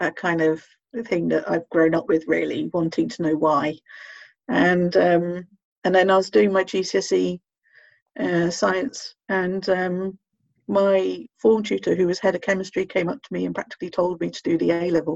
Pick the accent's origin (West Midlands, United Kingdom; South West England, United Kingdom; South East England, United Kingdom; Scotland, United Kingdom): South East England, United Kingdom; Bracknell; moved away as an adult; also born or lived in Portsmouth / Manchester; I'm from Berkshire, Bracknell